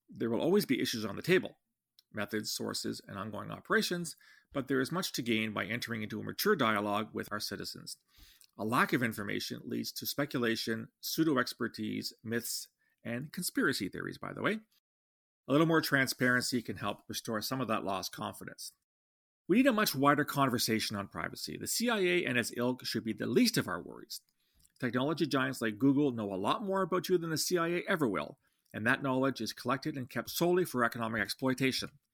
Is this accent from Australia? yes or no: no; Canada; I'm a Canadian, not an American.